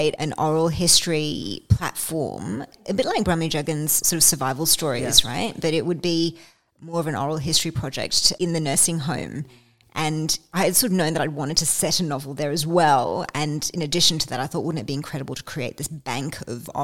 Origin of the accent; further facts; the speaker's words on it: Australia; also born or lived in London; I'm Australian